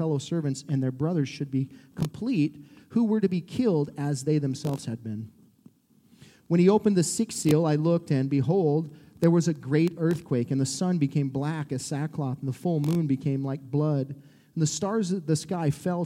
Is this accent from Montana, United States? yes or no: yes; Montana, United States; now in Columbia, United States; I'm from Montana, so my wife had to drag me back home here